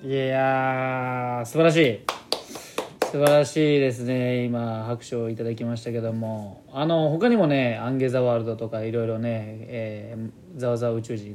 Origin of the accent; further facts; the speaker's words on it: Kani, Gifu, Japan; accent: Gifu accent; 岐阜県出身だからということで、岐阜県のどこになるんですかね。僕はまあカニの方の名古屋寄りなんですよ